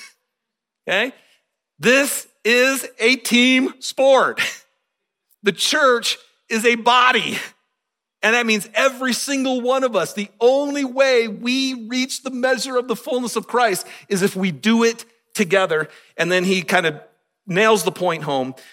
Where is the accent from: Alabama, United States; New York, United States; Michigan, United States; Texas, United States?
Michigan, United States; moved away as an adult; also born or lived in Kentucky; growing up in Michigan